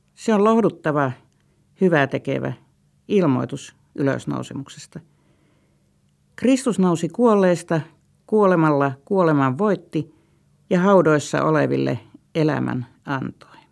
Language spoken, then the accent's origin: Finnish; Vyborg, Leningrad Oblast, Russia; moved away; Entisen kotikaupunkini Viipurin